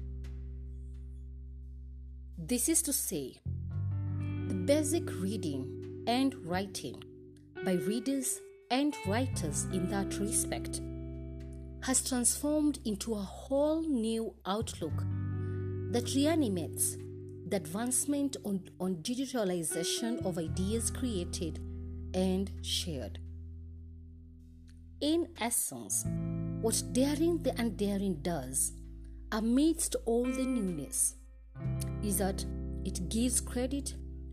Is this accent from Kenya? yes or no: yes; Kenya; I am uniquely Kenyan and relevantly African